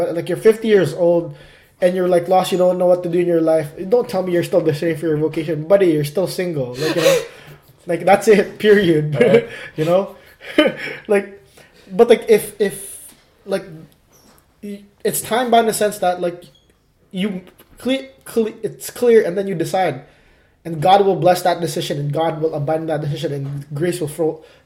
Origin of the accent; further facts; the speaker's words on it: Calgary, Alberta, Canada; moved away; my hometown, Cowtown, Calgary